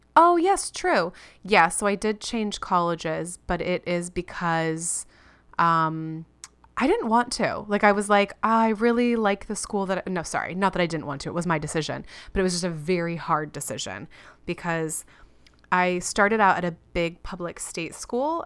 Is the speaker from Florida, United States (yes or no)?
yes; Florida, United States; moved away; also born or lived in California / Chicago; When I was six, we moved from California to Florida.